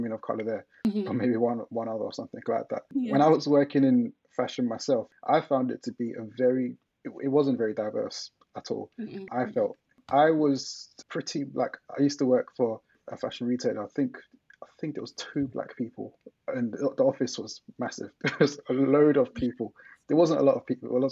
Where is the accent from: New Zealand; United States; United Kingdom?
United Kingdom; London; I grew up in East London